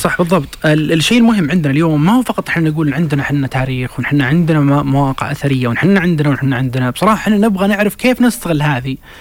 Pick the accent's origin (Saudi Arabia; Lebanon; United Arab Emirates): Saudi Arabia; احنا نفسنا كسعوديين